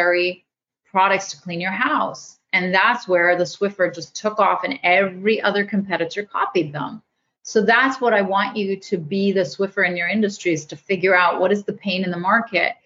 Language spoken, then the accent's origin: English; Canada; I'm Canadian